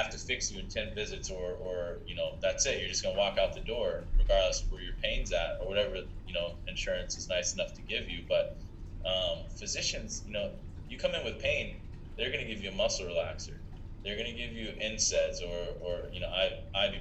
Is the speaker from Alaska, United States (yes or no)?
no; Columbus, Ohio, United States; now in Buffalo, United States; I'm from Ohio, you know, where it's a cultural thing